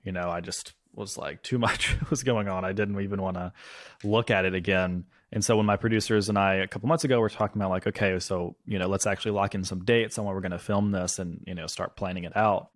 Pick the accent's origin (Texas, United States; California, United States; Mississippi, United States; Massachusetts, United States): Mississippi, United States; now in Brooklyn, United States; I'm home in Mississippi because that's where we're filming in my hometown, where these stories actually happened